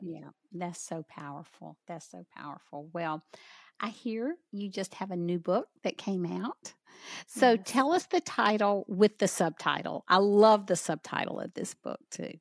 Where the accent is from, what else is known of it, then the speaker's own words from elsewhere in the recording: the South, United States; accent: southern; my southern accent